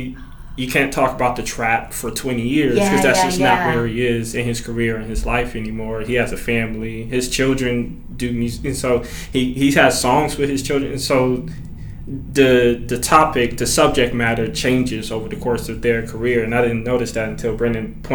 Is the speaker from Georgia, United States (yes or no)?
yes; Atlanta, Georgia, United States; I grew up in Bankhead